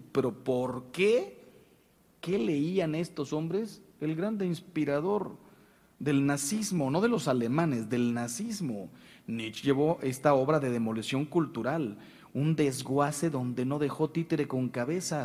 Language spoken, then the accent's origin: Spanish; Mexico; se lo digo yo como mexicano